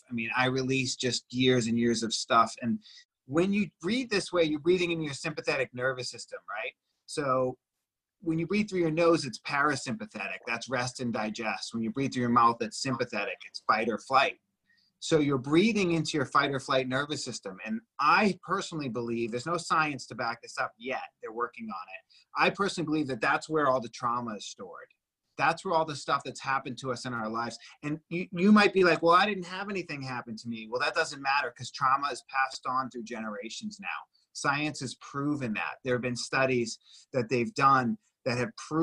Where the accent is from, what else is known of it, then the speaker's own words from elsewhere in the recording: Boston, Massachusetts, United States; moved away; also born or lived in Venice, California; I'm from Boston originally, you know, like tough guys don't cry